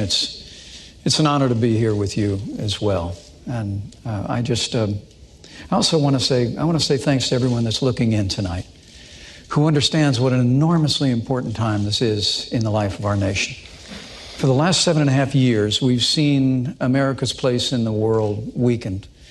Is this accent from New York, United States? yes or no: no; southern Indiana, United States; My mom and dad uh, built a, everything that matters in a small town in southern Indiana.